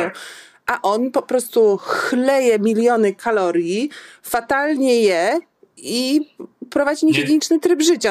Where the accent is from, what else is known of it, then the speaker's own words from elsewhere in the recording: Warsaw, Masovian Voivodeship, Poland; also born or lived in Kraków; jako warszawianka y, y, urodzona